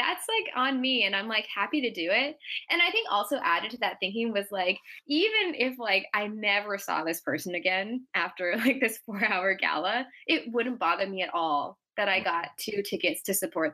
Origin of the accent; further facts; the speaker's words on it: Seattle, Washington, United States; now in San Francisco, United States; I'm from Seattle